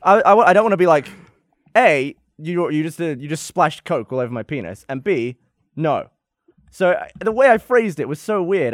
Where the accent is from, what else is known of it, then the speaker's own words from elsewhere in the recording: England, United Kingdom; moved away; I'm from England